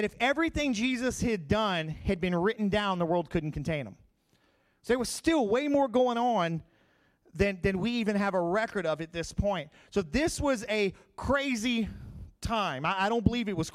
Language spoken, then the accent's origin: English; Crowley, Louisiana, United States; I grew up in Crowley, where we used to have 1 million people a year show up through the Crowley Rice Festival